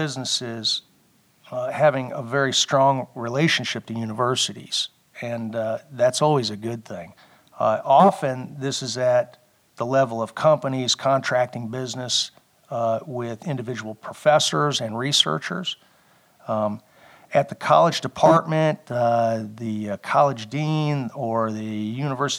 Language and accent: English; Ohio, United States; I grew up in Ohio